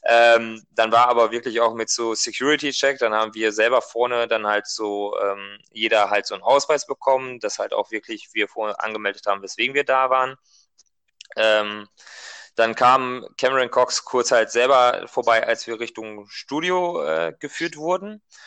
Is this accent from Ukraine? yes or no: no; Germany; wir kommen ja halt aus Deutschland